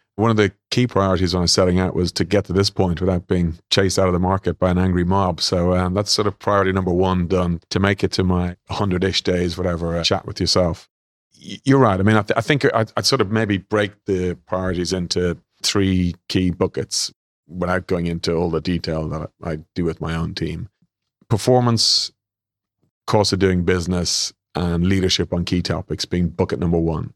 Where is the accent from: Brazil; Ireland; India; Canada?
Ireland; accent: Irish; moved away as an adult; also born or lived in London / Sydney; I'm Irish, as you guys will hear